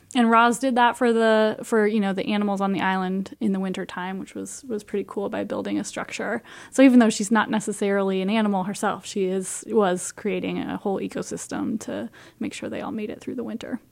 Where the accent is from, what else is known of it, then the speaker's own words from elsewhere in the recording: Iowa, United States; I grew up in Iowa